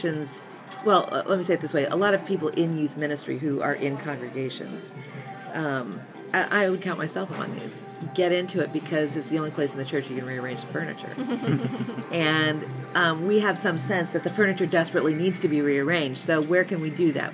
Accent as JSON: {"language": "English", "country": "United States", "said": "I'm American"}